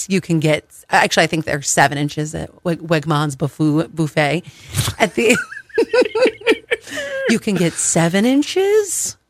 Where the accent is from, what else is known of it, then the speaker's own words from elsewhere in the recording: Cleveland, Ohio, United States; It was filmed in my hometown. And that's why they have the Christmas Story house there.